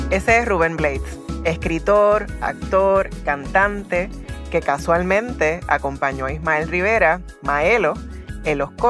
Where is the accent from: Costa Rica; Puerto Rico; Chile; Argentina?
Puerto Rico; Inclusive me ha pasado hasta en el viejo San Juan. Me han preguntado que si en verdad soy puertorriqueña, parecería que soy muy negra para ser de mi país.